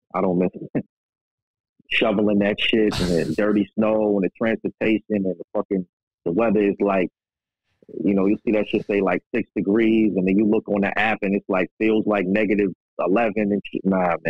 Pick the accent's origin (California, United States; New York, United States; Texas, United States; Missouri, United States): New York, United States; Queens; I'm from Queens. I'm from Queens, New York.